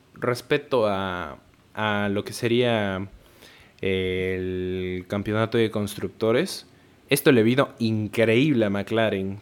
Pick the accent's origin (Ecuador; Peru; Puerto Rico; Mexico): Peru; yo soy peruano